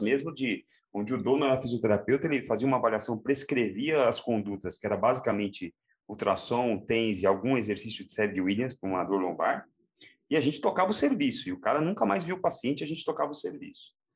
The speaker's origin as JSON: {"language": "Portuguese", "town": "Santo André", "region": "São Paulo", "country": "Brazil", "tie": "born or raised there", "said": "eu sou da periferia de uma cidade é, da Grande São Paulo, sou de Santo André, e eu cresci aqui"}